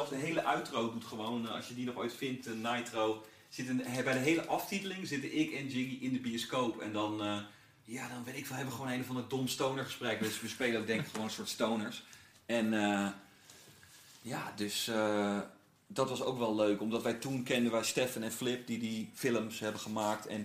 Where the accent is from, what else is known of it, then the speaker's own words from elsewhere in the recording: North Brabant, Netherlands; also born or lived in Gouda; Zo van, ik dacht, ik heb in Brabant gewoond, ik ben eh, geboren in Gouda. Toen ging mijn pa bij DAF werken, zo die truckfabrikant